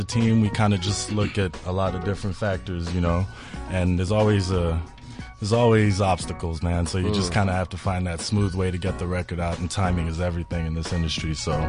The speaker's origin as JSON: {"language": "English", "country": "Malawi", "tie": "born or raised there", "also_born_or_lived": "United States / South Africa", "said": "I was born in the States. I grew up here, grew up in Malawi, kind of moved around between the two. My mom's West African, she's from Liberia, and my dad is Malawian."}